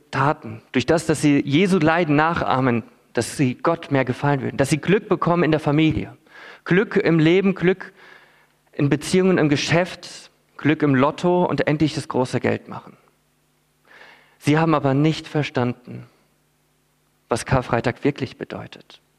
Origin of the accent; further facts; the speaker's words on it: Philippines; Ich bin als Missionarskind auf den Philippinen aufgewachsen.